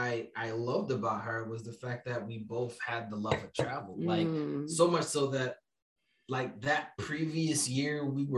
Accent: New York City, New York, United States; I'm from Brooklyn.

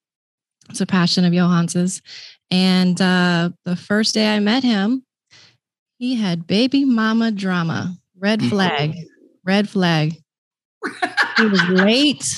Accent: California, United States; moved away as an adult; also born or lived in Indiana; now in Grand Prairie, United States; born and raised in California, then family migrated to Indiana

